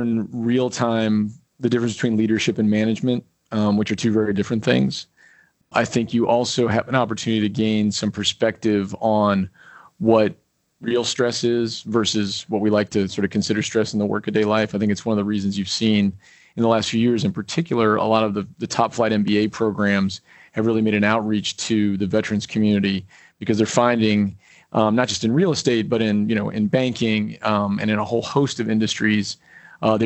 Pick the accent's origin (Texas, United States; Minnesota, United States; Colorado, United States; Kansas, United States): Colorado, United States; moved away as an adult; now in New York, United States; growing up in Colorado